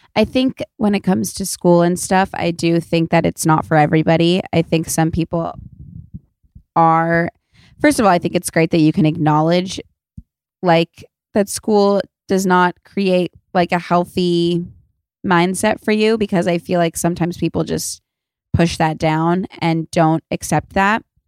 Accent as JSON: {"language": "English", "town": "Los Angeles", "region": "California", "country": "United States", "tie": "born or raised there", "said": "I'm from Los Angeles, so I didn't grow up in the snow or anything"}